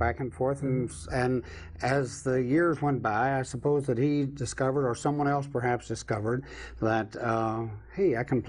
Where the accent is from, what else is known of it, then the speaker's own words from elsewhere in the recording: eastern Kentucky, United States; My home state. He was from the western part, I'm from the eastern part.